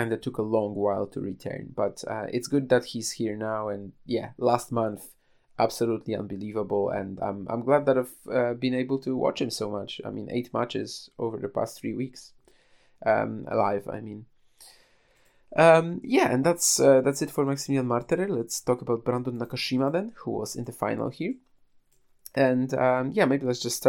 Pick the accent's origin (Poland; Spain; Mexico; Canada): Poland; I was already back home in, trying to get back to my hometown, I guess, but I was already in Poland